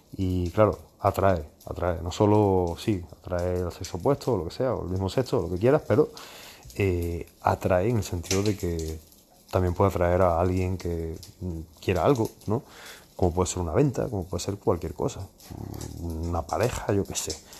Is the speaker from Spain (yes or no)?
yes; Spain; moved away; yo también soy español